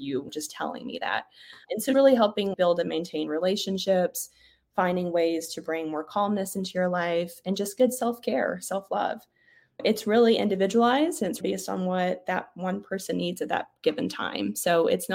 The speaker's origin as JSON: {"language": "English", "region": "Oklahoma", "country": "United States", "tie": "born or raised there", "said": "I grew up mostly in Oklahoma"}